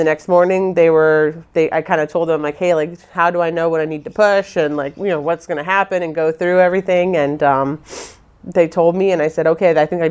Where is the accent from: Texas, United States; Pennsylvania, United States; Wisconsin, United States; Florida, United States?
Florida, United States; Palm Beach; I was born in Palm Beach, Florida